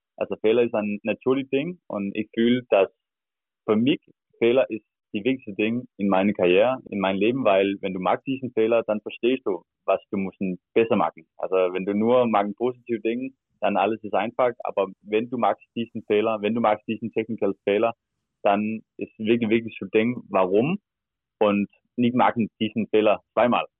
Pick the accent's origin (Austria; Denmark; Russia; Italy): Denmark; German is a second language; moved away as an adult; now in Berlin, Germany; ich komme aus Stern, das ist 8000 Einwohner